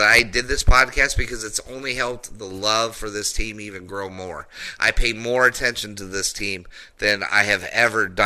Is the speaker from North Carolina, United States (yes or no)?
no; Denver, Colorado, United States; I grew up in Denver